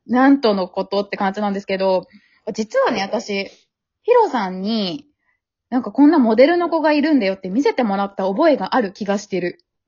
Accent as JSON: {"language": "Japanese", "region": "Osaka", "country": "Japan", "tie": "born or raised there", "said": "大阪じゃん、私も、出身"}